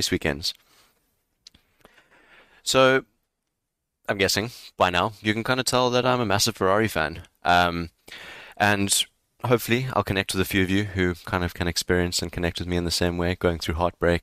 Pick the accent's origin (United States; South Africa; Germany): South Africa; Growing up in South Africa